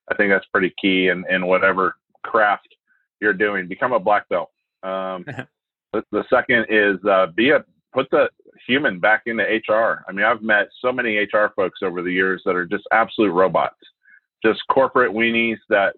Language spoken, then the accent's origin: English; Idaho, United States; also born or lived in Asia; I'm an Irishman who grew up in Asia and then in a log cabin with no electricity in North Idaho when my dad retired from the military.